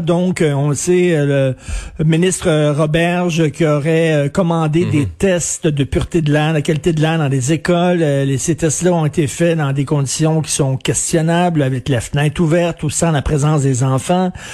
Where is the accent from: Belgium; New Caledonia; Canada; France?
Canada; Quebec; je suis un Québécois de souche